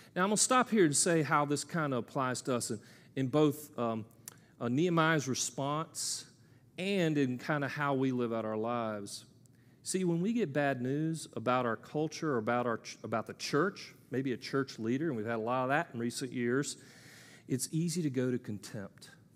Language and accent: English; United States; I'm an American male